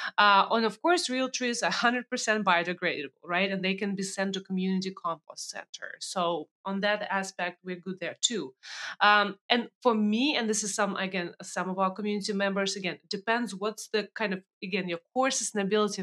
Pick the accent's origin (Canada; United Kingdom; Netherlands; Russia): Russia; now in United States